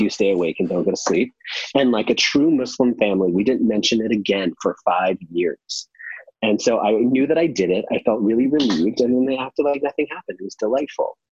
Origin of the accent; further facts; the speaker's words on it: San Francisco, California, United States; moved away as an adult; also born or lived in Los Angeles; I grew up in San Francisco